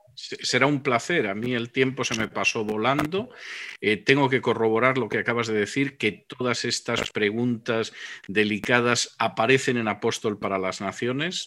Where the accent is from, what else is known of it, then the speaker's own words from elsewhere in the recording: Spain; moved away; mi país de origen, que, que es España